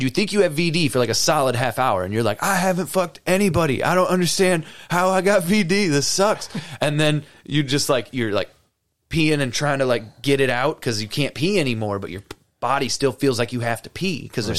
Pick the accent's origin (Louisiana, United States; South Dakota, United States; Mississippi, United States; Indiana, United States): Indiana, United States; Cedar Lake; It's my hometown.